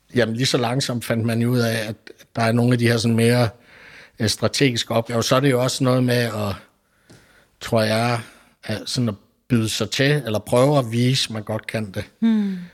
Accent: Billund, Southern Denmark, Denmark; jeg er oprindelig fra Billund

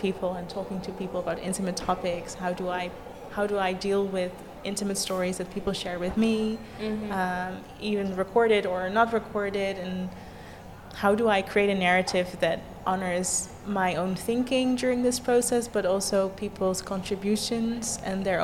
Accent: The Hague, South Holland, Netherlands; my hometown, The Hague

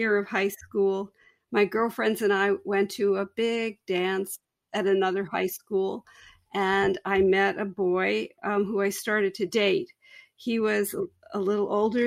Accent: New Jersey, United States; now in Pennsylvania, United States; I was a senior in a big suburban high school in New Jersey.

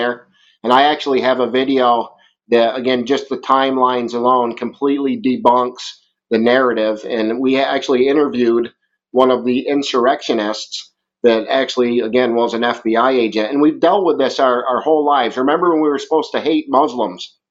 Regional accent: Vermont, United States; accent: Vermont, redneck woodchuck; I've got a very solid Vermont accent

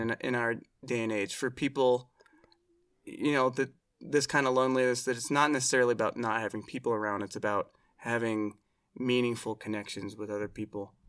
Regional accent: Oregon, United States; I grew up in Oregon

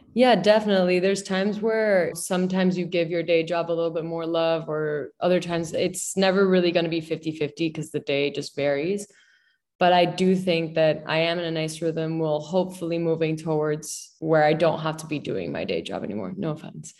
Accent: Miami, Florida, United States; also born or lived in Mexico City, Mexico; now in New York City, United States; I grew up in Miami.

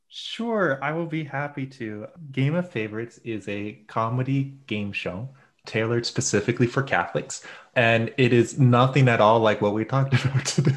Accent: United States; I'm very American

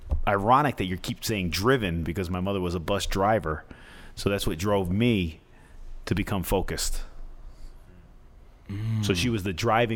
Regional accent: Paterson, New Jersey, United States; I was born in Paterson, St. Joseph's Hospital

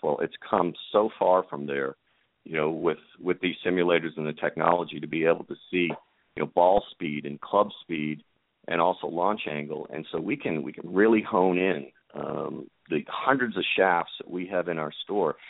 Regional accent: Boston, Massachusetts, United States; I grew up in Boston

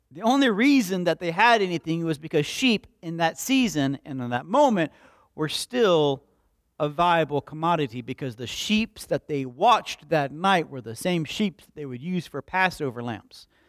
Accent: Slapout, Alabama, United States; I was raised in Slapout, Alabama.

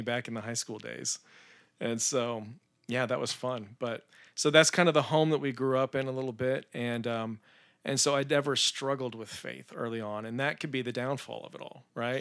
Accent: Spring, Texas, United States; also born or lived in Tallahassee, Florida; was raised in Spring, Texas

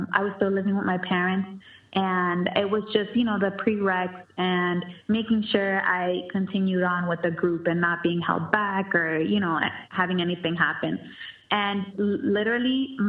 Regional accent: Lawrence, Massachusetts, United States; my hometown, and I was grateful to be a part of that, Lawrence, Massachusetts, the 978

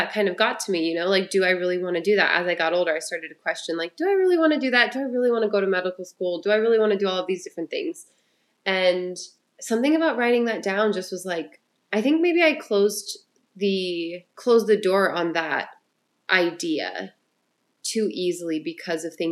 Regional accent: Ohio, United States; moved away; I'm originally from Ohio

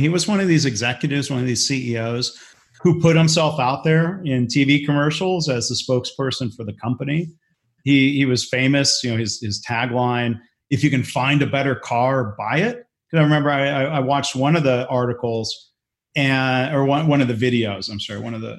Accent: Detroit, Michigan, United States; growing up in the Detroit area in the 80s

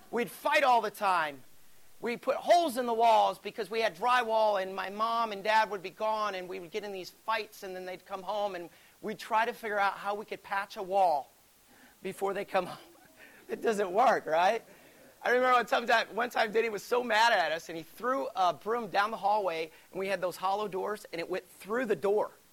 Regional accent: Alabama, United States; I grew up in Alabama. You can't tell because I don't have an accent. I used to, so I was told. But here's the thing about growing up in Alabama there's not a whole lot to do.

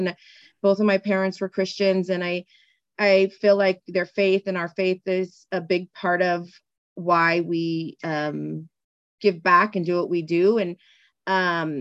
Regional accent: San Gabriel Valley, California, United States; also born or lived in East Los Angeles; now in Santa Clarita, United States; I now live in Santa Clarita, and I grew up in the San Gabriel Valley

